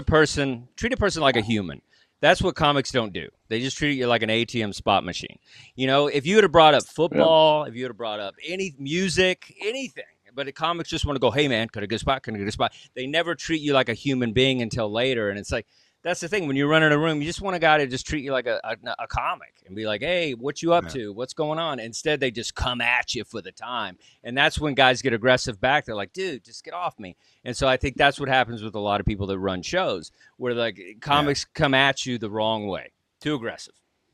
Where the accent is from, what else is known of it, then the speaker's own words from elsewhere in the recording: Texas, United States; now in Los Angeles, United States; I'm okay with it. I came from Texas. I can handle anything.